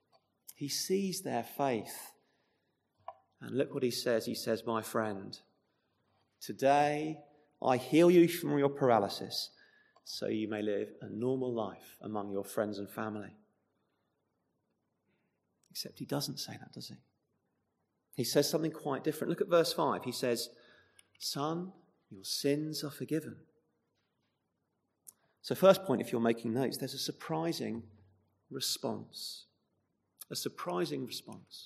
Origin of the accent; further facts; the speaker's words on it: United Kingdom; now in Chesham, United Kingdom; we're British